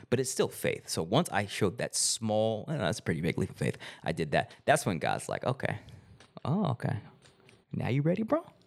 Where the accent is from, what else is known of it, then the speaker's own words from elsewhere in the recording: Arkansas, United States; moved away as an adult; also born or lived in Los Angeles; I went back home to Arkansas, where I'm from